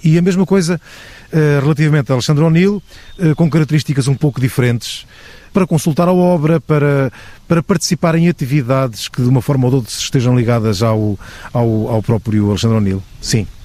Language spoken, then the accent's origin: Portuguese; Ribatejo, Portugal; o Ribatejo é esse encontro aqui, muito no centro do país